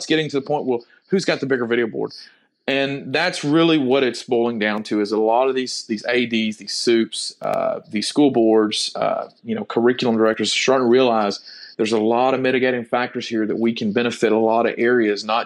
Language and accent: English; near Lufkin, Texas, United States; my hometown near Lufkin